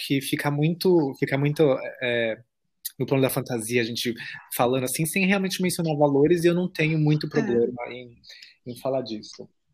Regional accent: São Paulo, Brazil; moved away as an adult; now in Germany; não consegui morar em cidade pequena, porque eu sou paulistano.

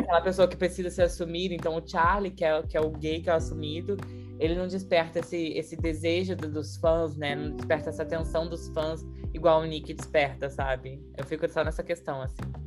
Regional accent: interior of Rio de Janeiro state, Brazil; Eu sou do interior do Rio e eu fiz escola pública, né? Eu fiz escola pública minha vida inteira

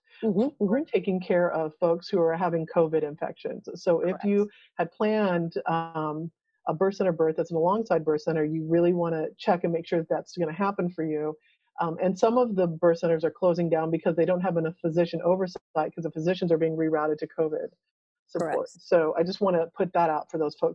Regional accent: Texas, United States; we're from Texas, so we kind of talk slow.

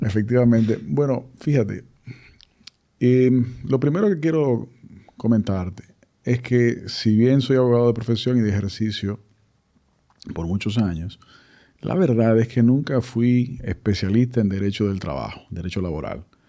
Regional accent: Dominican Republic; la realidad nuestra como sociedad dominicana

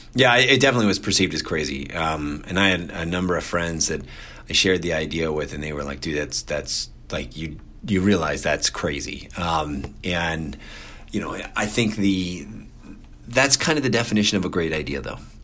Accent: Cincinnati, Ohio, United States; moved away; I grew up in Cincinnati

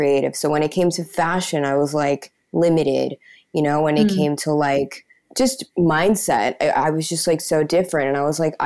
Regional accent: Peru; also born or lived in United States / New York; I was born here in Peru, but I lived in the US for like the first 6-7 years of my life

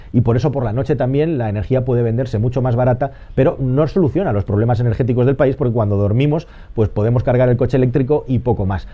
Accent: Spain

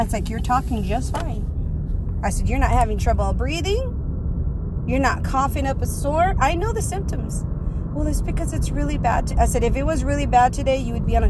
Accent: South Texas, United States; I am from South Texas

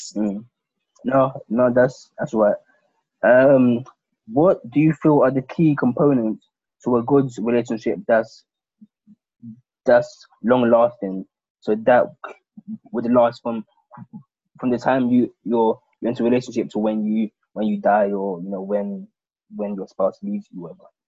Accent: London, United Kingdom; I was born and brought up in London

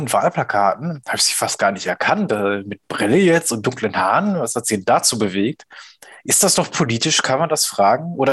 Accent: Ruhr area, North Rhine-Westphalia, Germany; bei uns im Pott

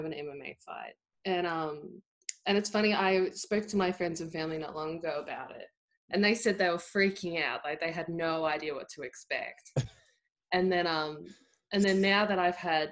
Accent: country Victoria, Australia; I grew up playing the thing in country Victoria is everyone either plays Australian rules football or netball.

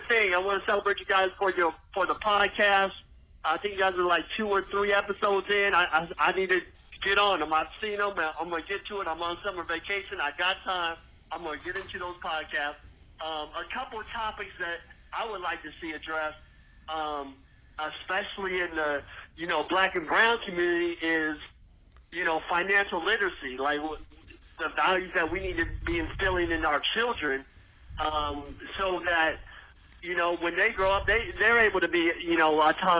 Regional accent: Southern California, United States; now in Phoenix, United States; calling from Phoenix. I'm from Southern California

